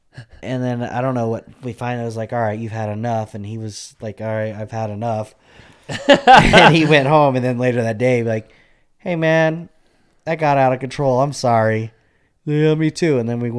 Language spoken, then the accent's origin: English; Albuquerque, New Mexico, United States; Growing up in Albuquerque, like in my teens, it was a shitty place.